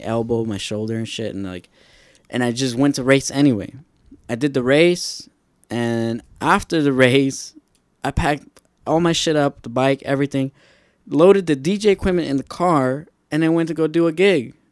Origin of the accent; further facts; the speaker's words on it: Lynwood, United States; where I grew up in Linwood